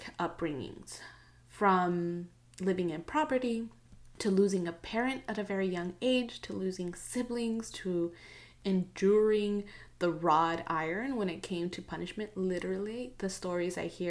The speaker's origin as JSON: {"language": "English", "country": "United States", "tie": "born or raised there", "first_language": "Spanglish (English and Spanish)", "said": "I grew up in a pretty traditional Mexican-American household, speaking both English and Spanish simultaneously"}